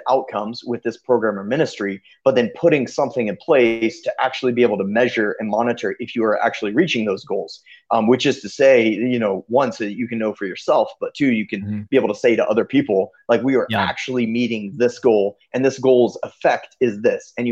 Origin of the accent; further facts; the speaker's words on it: Kenya; You know, growing up in Kenya, we never got to come down here and visit.